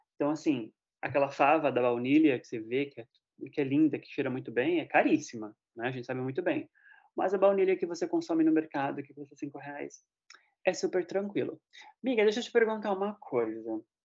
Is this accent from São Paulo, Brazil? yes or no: yes; Osasco, São Paulo, Brazil; em Osasco, né, que pra quem não sabe é minha terra